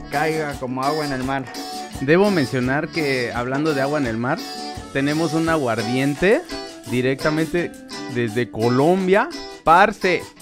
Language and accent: Spanish; Mexico City, Mexico; moved away; yo soy del DF. Entonces ahí, ahí estuve como por 20 años